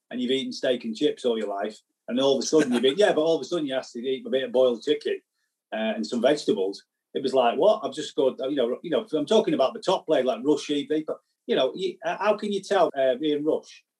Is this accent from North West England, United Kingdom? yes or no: yes; Southport, North West England, United Kingdom; eventually we got a little, you know, two-bed apartment or house or what it was Southport, and I had a brilliant life. I had a brilliant life, brilliant time growing up around that people